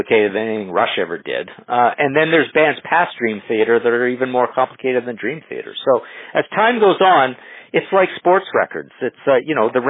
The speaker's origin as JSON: {"language": "English", "town": "Trail", "region": "British Columbia", "country": "Canada", "tie": "born or raised there", "also_born_or_lived": "Nelson, British Columbia", "said": "growing up in Trail and even in Nelson"}